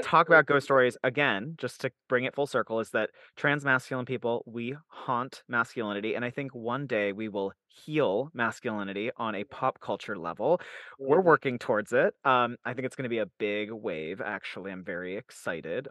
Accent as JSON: {"language": "English", "region": "Utah", "country": "United States", "tie": "born or raised there", "also_born_or_lived": "Salt Lake City, Utah", "said": "I was raised in Salt Lake City, Utah, and then I was I grew up in a place called the Cove, which is in Utah County"}